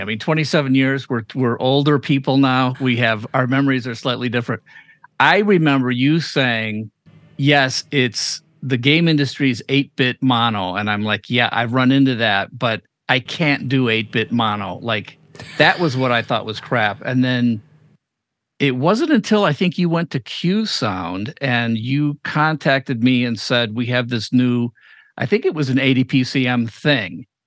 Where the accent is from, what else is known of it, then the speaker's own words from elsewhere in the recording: Chicago, Illinois, United States; we're both from Chicago.